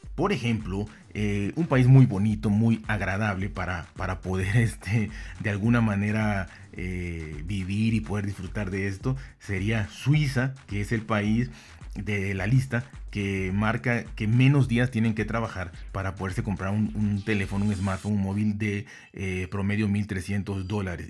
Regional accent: Mexico; yo soy de México

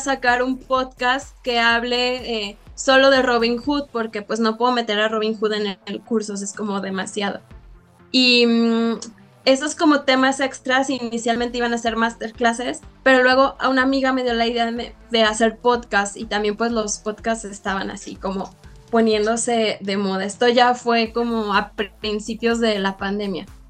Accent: León, Guanajuato, Mexico; ya me había regresado a León porque yo soy de León

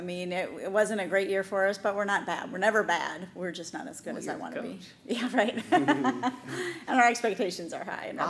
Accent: Helena, Montana, United States; now in Knoxville, United States; I grew up in Helena, Montana.

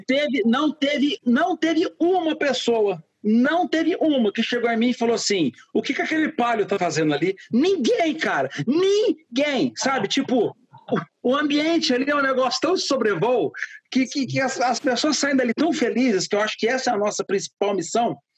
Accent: Franca, São Paulo, Brazil; also born or lived in Ribeirão Preto; sou nascido em Franca, mas eu já morava em Ribeirão Preto nessa uhum. época.

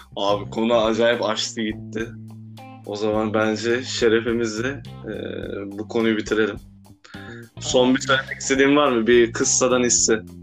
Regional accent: Turkey; Ben de Türk'üm

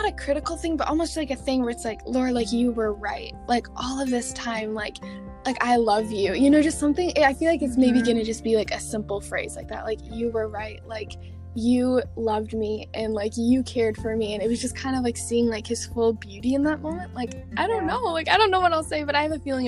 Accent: Michigan, United States; I've been born and raised in Michigan

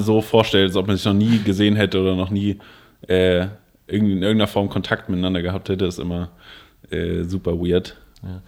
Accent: Koblenz, Rhineland-Palatinate, Germany; ich komme aus Koblenz

